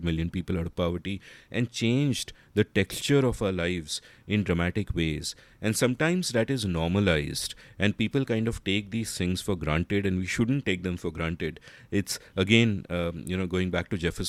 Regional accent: India; when we were growing up in India in the 80s and the 90s

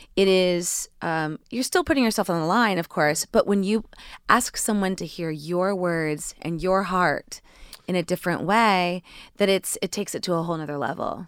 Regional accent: Indiana, United States; moved away; also born or lived in New York; growing up in Indiana and moving to New York

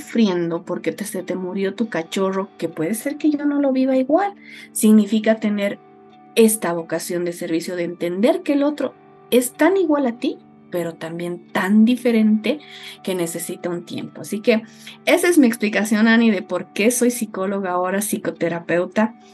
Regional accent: Oruro, Bolivia; Yo soy orureña. Eh, vengo y, bueno, nací en un hogar orureño, me formé en, en la escuela en Oruro, en el colegio alemán de Oruro

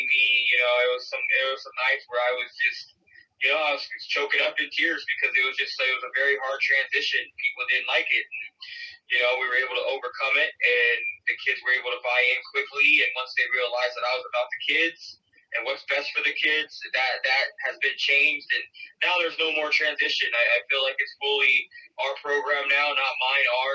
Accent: West Valley, Arizona, United States; I grew up in the West Valley. I grew up not too far from Cactus

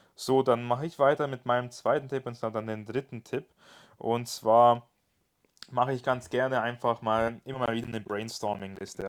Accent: Germany; bei uns in Deutschland

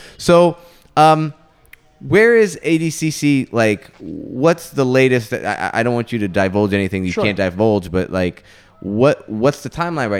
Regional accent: United States; compared to what I grew up with in the United States

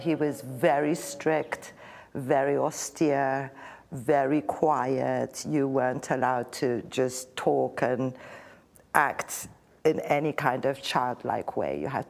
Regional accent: Ethiopia; now in New York, United States; My heart, I'm an Ethiopian.

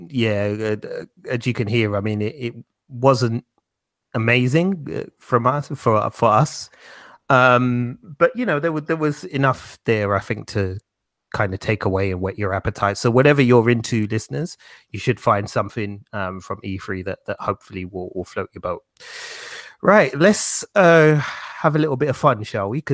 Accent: United Kingdom; we're British

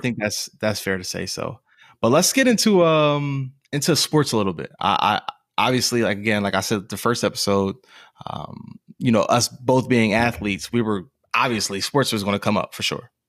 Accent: near Philadelphia, Pennsylvania, United States; growing up near Philly

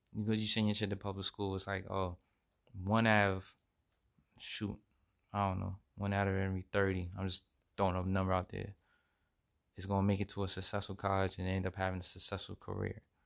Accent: United States; we as American citizens, we need to show respect

